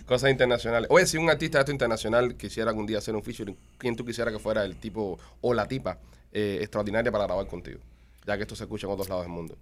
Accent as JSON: {"language": "Spanish", "country": "Cuba", "moved": "yes", "said": "Ya somos cubanos. La gente sabe que nosotros somos cubanos"}